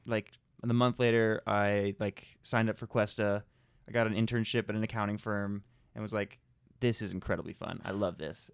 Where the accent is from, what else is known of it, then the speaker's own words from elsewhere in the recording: California, United States; I'm California